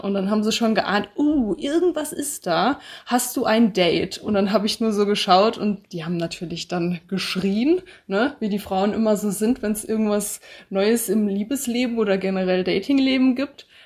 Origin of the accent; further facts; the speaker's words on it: Bad Homburg, Hesse, Germany; moved away as an adult; also born or lived in Passau; Ich komme ursprünglich aus Bad Homburg. Das ist in der Nähe von Frankfurt, also in Hessen